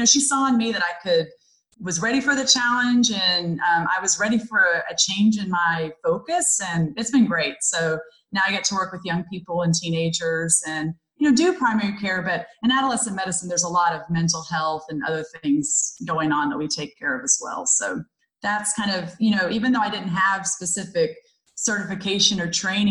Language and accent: English; McKinney, Texas, United States; working in my hometown of McKinney, Texas, which is north of Dallas